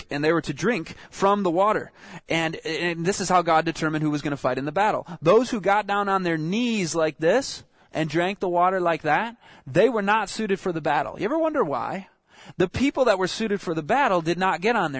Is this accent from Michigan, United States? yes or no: yes; Michigan, United States; moved away as an adult; also born or lived in Southern California; I'm from Michigan.